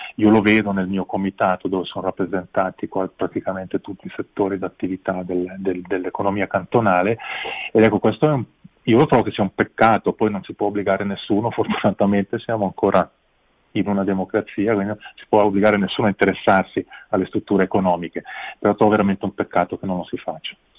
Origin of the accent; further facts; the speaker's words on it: Ticino, Switzerland; anche noi abbiamo le nostre responsabilità come ticinesi